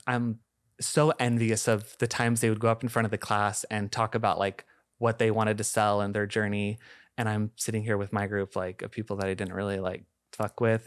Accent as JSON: {"language": "English", "town": "Shoreline", "region": "Washington", "country": "United States", "tie": "born or raised there", "said": "I grew up in Shoreline"}